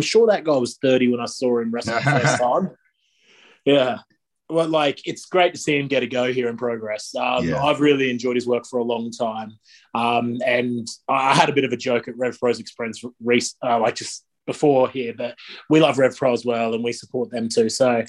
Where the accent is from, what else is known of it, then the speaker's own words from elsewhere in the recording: Australia; now in United Kingdom; I'm from Australia where like Nitro was even more accessible than Raw on TV.